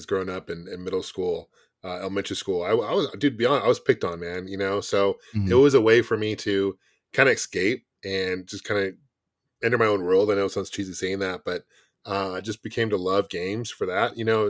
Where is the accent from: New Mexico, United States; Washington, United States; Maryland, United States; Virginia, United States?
Washington, United States; Bellevue; like I grew up in outside of Seattle, Bellevue